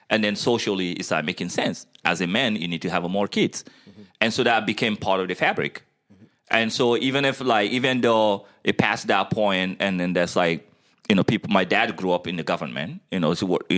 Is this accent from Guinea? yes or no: yes; Guinea; moved away as an adult; I was born in Guinea, West Africa. Half of my life was spent there.